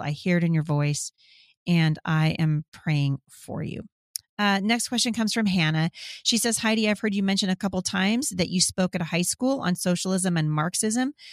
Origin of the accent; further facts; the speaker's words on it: Boring, Oregon, United States; I'm from Boring, Oregon, you guys. I'm from the country, and I like it that way